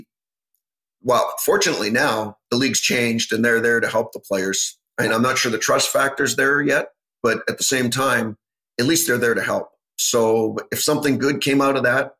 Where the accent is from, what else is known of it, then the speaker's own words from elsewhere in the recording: Canada; growing up in Canada